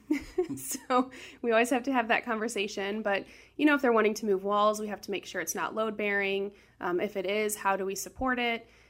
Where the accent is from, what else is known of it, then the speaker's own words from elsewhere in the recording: St. Louis, Missouri, United States; I grew up in South City, born and raised.